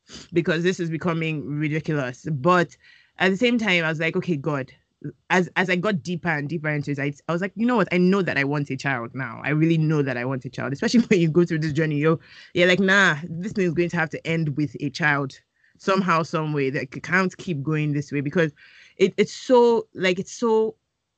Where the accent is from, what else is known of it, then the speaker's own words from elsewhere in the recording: Nigeria; a Nigerian woman